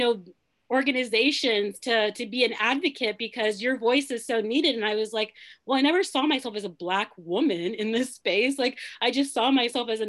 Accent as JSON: {"language": "English", "country": "Nigeria", "moved": "yes", "lives_now": "United States", "said": "I'm originally from Nigeria"}